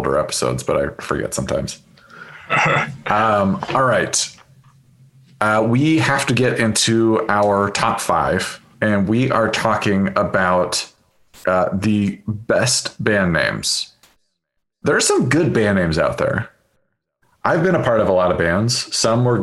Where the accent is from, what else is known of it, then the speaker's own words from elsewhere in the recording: Seattle, Washington, United States; also born or lived in Chicago; now in Oakland, United States; I'm from Seattle